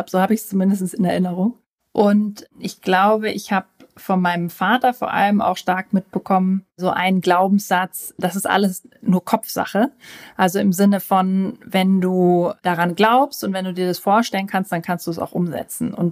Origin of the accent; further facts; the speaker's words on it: Austria; Ja, ich weiß, ich klinge wie Hannover, aber ich bin eigentlich Österreicherin und bin mit zwei ganz extremen österreichischen Dialekten aufgewachsen und habe mich dann irgendwie für Hochdeutsch entsc